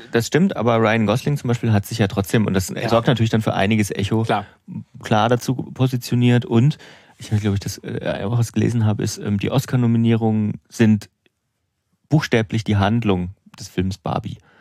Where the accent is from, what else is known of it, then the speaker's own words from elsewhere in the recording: Suhl, Thuringia, Germany; meiner Heimat